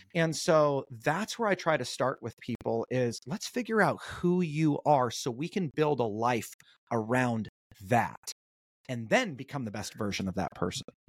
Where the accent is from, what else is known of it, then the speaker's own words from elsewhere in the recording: North Orange County, Southern California, United States; I grew up in a pretty, uh, chill, uh, suburban town in North Orange County.